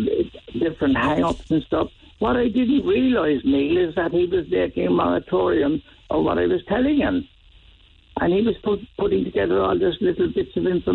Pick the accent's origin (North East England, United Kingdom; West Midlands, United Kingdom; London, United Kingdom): London, United Kingdom; accent: Irish; also born or lived in Ireland; now in Cork, Ireland; When I was growing up in Shepherd's Bush, I was embarrassed about my Irish accent.